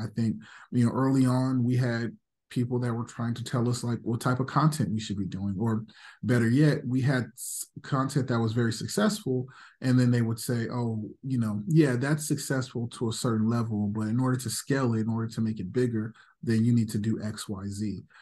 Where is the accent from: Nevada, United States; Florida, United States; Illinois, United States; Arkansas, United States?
Nevada, United States; Las Vegas; also born or lived in Los Angeles; I was born in L A, but I grew up in Vegas